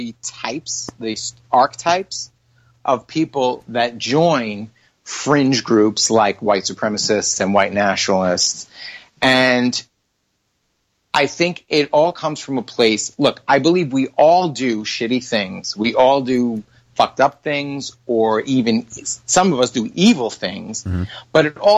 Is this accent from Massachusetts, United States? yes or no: no; New York, United States; we're both from New York